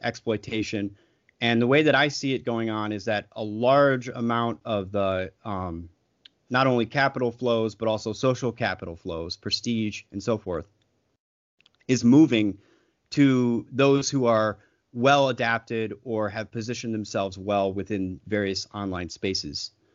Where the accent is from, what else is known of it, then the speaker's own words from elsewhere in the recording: United States; as an American